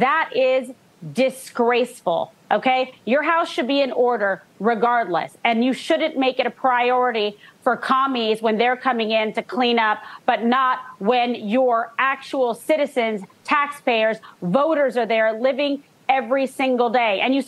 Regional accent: San Francisco, California, United States; I was born and raised in San Francisco. My parents met, fell in love there.

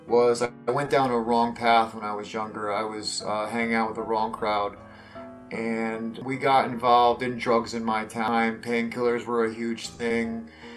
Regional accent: Connecticut, United States; also born or lived in New Haven, Connecticut; Yes, I'm from Connecticut. I was born in New Haven, Connecticut, and then was raised there till I was six, and then moved out to the countryside of Connecticut or the Valley area. Spent most of my life there till I was like 15 in the Valley area

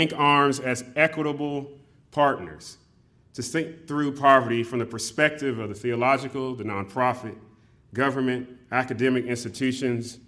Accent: California, United States; growing up in California

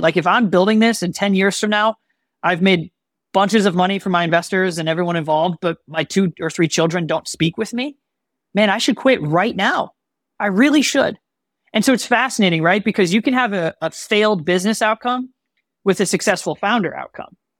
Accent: Chicago, Illinois, United States; I'm born and raised in Chicagoland.

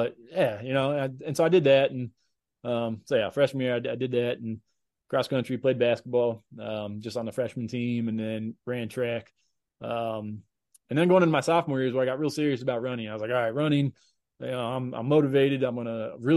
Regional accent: Woodbridge, Virginia, United States; moved away as an adult; also born or lived in Johnson City, Tennessee / Kansas; moved to Northern Virginia. So Woodbridge, just about 40 miles south of DC in the Woodbridge, Manassas area. So that's where I grew up, and I lived there until I went to college in Kansas

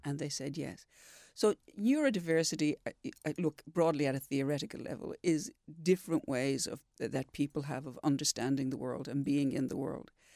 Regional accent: Dublin, Leinster, Ireland; moved away as an adult; also born or lived in Sumatra; now in Perth, Australia; I'm from Ireland, I'm from Dublin

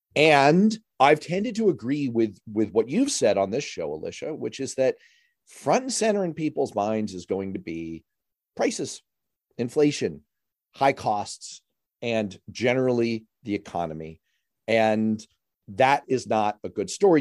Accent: New York City, New York, United States; I grew up in New York City during that time frame

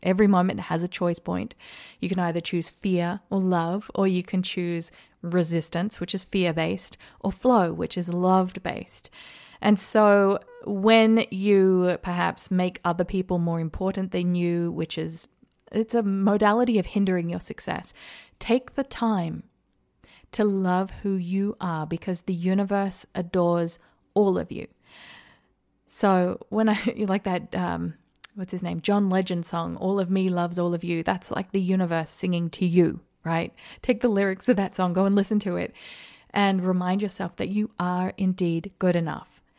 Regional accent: Australia; moved away as an adult; now in United States; I grew up in Australia

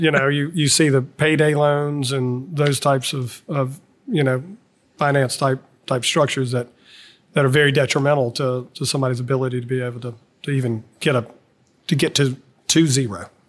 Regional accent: Baton Rouge, Louisiana, United States; I grew up in Baton Rouge

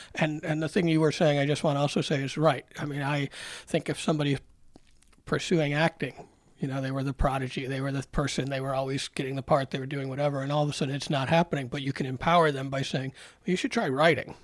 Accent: Rochester, New York, United States; I grew up in Rochester when we were the farm system of the Orioles

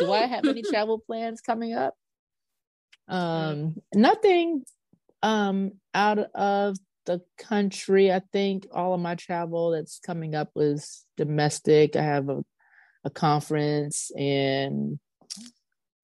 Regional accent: Pennsylvania, United States; We're from Pennsylvania

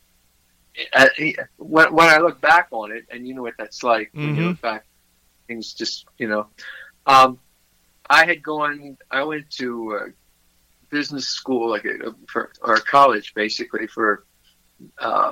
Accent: Philadelphia, Pennsylvania, United States; also born or lived in Montgomery County, Pennsylvania / Melbourne Beach, Florida; I was born in Philadelphia, Pennsylvania, and spent most of my youth there

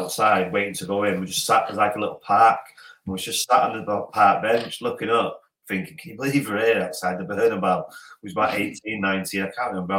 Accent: Welsh, Wales, United Kingdom; I'm not English, I'm Welsh.

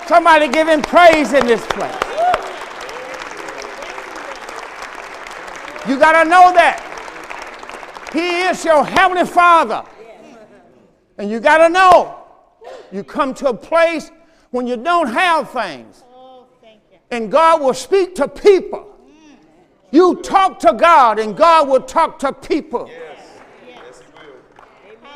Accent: southern Mississippi, United States; moved away; I'm from Mississippi

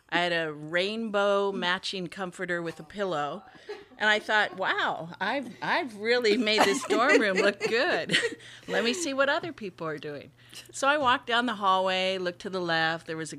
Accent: Japan; also born or lived in Hawaii, United States; I'm from Hawaii. She was from Hawaii. I grew up in Japan.

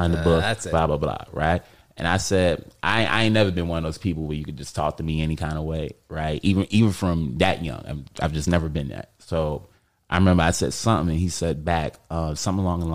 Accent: New York City, New York, United States; I'm from Harlem

